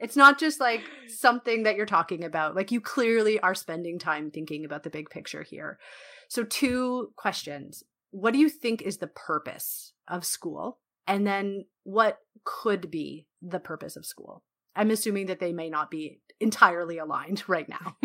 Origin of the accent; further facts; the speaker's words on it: Canada; I feel like I own a piece of it as a Canadian